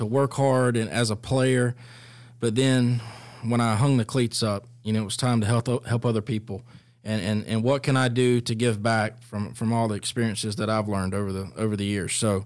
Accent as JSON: {"language": "English", "town": "Fitzgerald", "region": "Georgia", "country": "United States", "said": "I'm from Fitzgerald, Georgia."}